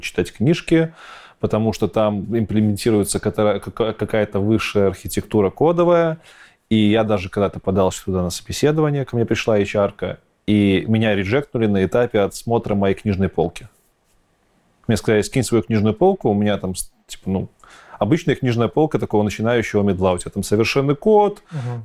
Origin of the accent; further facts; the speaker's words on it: Belarus; Я, как истинный белорус